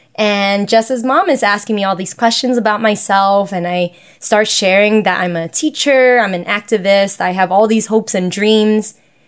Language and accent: English; New York City, New York, United States; because I am a Chinese American, I was born and raised here in New York City. My parents don't speak English